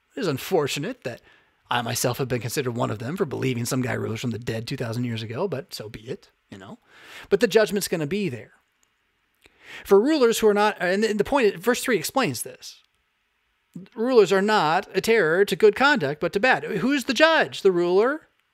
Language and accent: English; United States; as an American